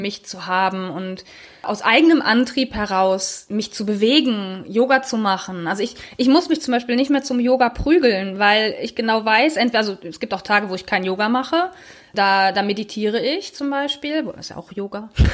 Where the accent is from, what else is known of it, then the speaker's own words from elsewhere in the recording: Germany; wir als Deutsche